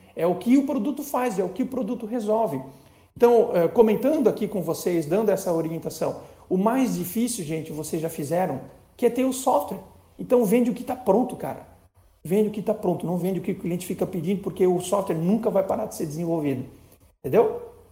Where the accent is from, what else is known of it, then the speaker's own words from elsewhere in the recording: Blumenau, Santa Catarina, Brazil; Eu sou de Blumenau, Santa Catarina